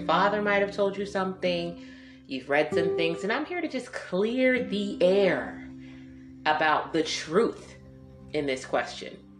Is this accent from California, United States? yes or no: no; Detroit, Michigan, United States; I was raised in Detroit